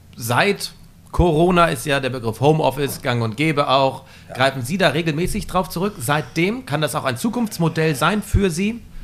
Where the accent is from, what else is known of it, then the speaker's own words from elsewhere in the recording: Flensburg, Schleswig-Holstein, Germany; hier in Flensburg stattfinden, in meiner Heimatstadt